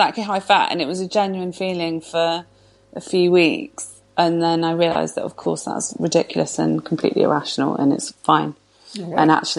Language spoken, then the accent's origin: English; Bristol, South West England, United Kingdom; moved away as an adult; also born or lived in London / Birmingham; now in Bristol, United Kingdom; when we moved back to Bristol, my hometown